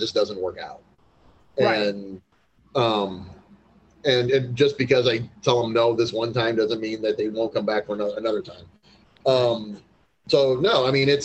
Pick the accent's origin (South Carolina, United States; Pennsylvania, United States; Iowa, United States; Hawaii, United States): Iowa, United States; Muscatine; growing up in Muscatine